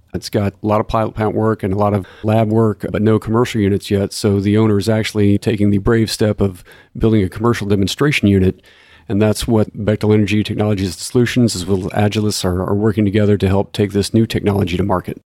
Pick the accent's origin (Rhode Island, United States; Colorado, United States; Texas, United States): Texas, United States; Corpus Christi; I grew up in Corpus Christi